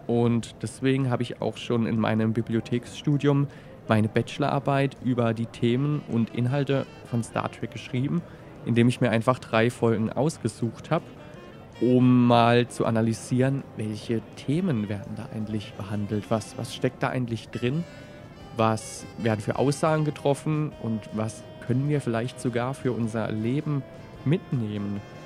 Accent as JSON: {"language": "German", "area": "Baden and Swabia", "region": "Baden-Württemberg", "country": "Germany", "accent": "mixed Badisch and Swabian", "said": "mit meinem speziellen Dialekt aus Badisch und Schwäbischen. Ich habe das Gefühl, es hat sich mittlerweile so ein bisschen vermischt."}